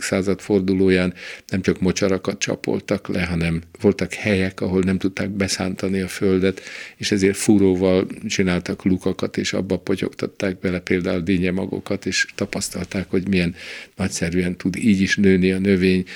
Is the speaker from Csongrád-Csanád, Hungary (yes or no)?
no; Nyíregyháza, Szabolcs-Szatmár-Bereg, Hungary; also born or lived in Szolnok / Budapest; Nyíregyházán ráadásul ott a, a közelünkben 20 méterre vagy 30 méterre a kápolnától, ahol én fölnőttem